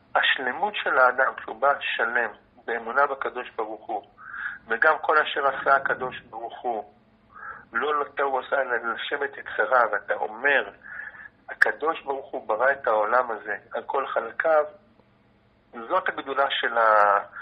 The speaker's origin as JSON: {"language": "Hebrew", "town": "Jaffa", "region": "Tel Aviv District", "country": "Israel", "tie": "born or raised there", "said": "נולדתי ביפו, אני דובר את השפה המרוקאית. כמעט ברמה של שפת אם"}